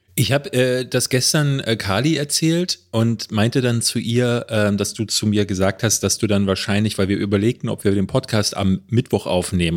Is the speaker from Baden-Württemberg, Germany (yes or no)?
no; Berlin, Germany; Es gab hier in Berlin-Marzahn, wo ich groß geworden bin, gab es ein Kino